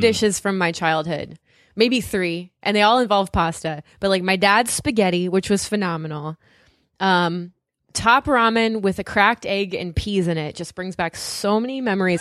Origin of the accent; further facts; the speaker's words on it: Southern California, United States; now in New England, United States; I grew up in Southern California where there's tons of Mexican food